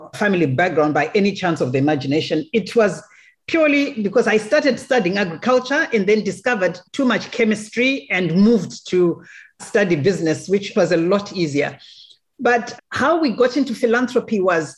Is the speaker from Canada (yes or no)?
no; Zimbabwe; I am a Zimbabwean, born in Zimbabwe